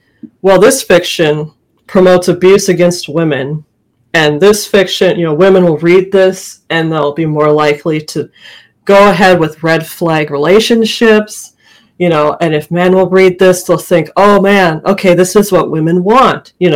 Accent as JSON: {"language": "English", "region": "Minnesota", "country": "United States", "tie": "born or raised there", "said": "I grew up in Minnesota, far north."}